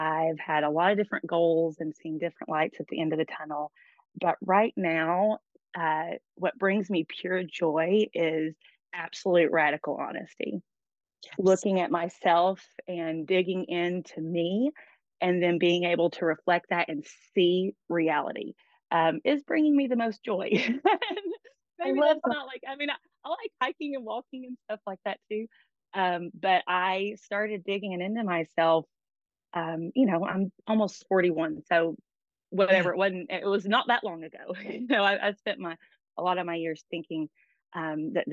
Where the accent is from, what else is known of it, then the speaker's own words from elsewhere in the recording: Knoxville, Tennessee, United States; also born or lived in Oregon; I'm from here, Knoxville, South Knoxville, East Knoxville. My grandparents were in South. I was raised in East.